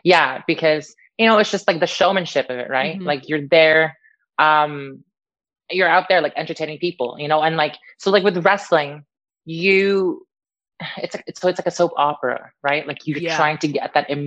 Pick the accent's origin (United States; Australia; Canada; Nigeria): Canada; also born or lived in Niagara Falls / Philippines; now in Wales, United Kingdom; I'm Canadian